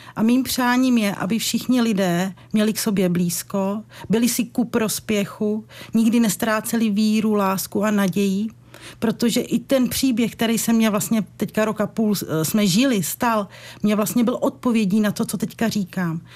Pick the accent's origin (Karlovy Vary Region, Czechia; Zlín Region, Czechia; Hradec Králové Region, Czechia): Hradec Králové Region, Czechia; Podbřezí; v mým rodišti v Podbřezí